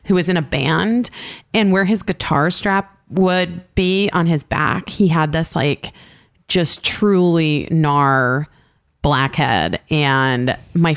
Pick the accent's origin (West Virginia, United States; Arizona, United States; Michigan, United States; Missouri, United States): Arizona, United States; I grew up in Arizona